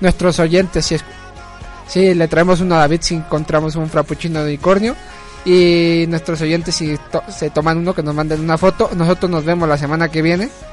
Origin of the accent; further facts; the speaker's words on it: Mexico; como mexicanos